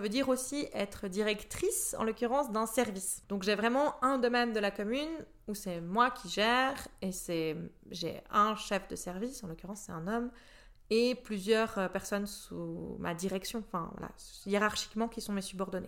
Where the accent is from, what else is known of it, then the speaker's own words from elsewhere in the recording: Bussigny, Vaud, Switzerland; now in Prilly, Switzerland; j'ai commencé en étant conseillère communale dans l'endroit où j'ai grandi, à Bussigny